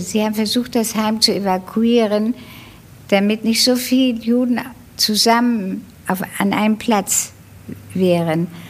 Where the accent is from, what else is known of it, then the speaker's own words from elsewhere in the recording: Buenos Aires, Argentina; also born or lived in Hamburg, Germany / Netherlands; Ich ging in die Pestalozzi-Schule in Buenos Aires und ich habe überhaupt erst richtig Deutsch in Argentinien gelernt